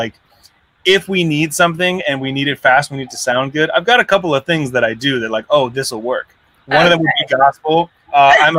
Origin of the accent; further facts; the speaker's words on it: Southern California, United States; I'm from Southern California. I am not from the South